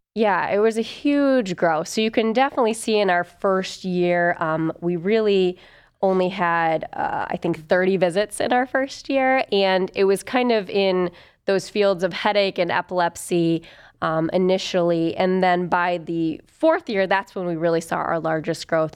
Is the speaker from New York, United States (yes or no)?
no; Toledo, Ohio, United States; also born or lived in Wooster, Ohio / Athens, Ohio / Chicago, Illinois / Cleveland, Ohio; I'm from Ohio originally, from Toledo